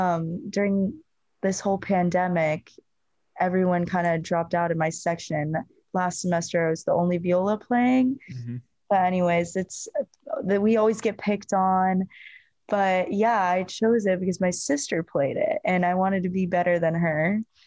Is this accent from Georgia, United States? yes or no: no; Arizona, United States; born there; So I was born in Arizona and we have like old photos of me.